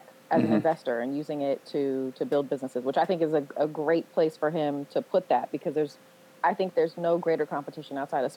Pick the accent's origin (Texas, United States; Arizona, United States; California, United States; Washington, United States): California, United States; Oakland; I'm from Oakland